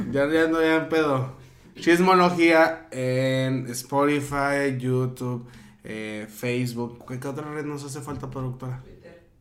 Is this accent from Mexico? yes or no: yes; northern Mexico, Mexico; Soy norteño